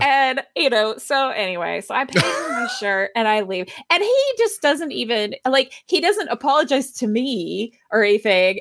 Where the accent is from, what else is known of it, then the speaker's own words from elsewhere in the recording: Athens, Georgia, United States; now in Atlanta, United States; I grew up in Athens